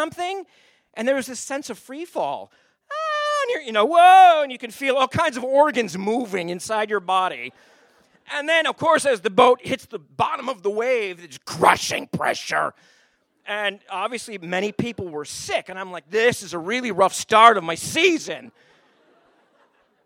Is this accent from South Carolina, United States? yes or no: no; Owosso, Michigan, United States; moved away as an adult; now in Anchorage, United States; I grew up in Michigan